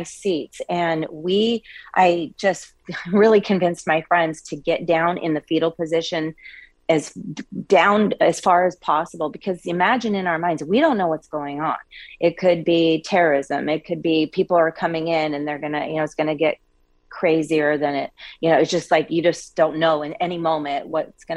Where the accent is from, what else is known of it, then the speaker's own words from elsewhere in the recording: Coeur d'Alene, Idaho, United States; moved away; I'm actually originally from Coeur d'Alene, Idaho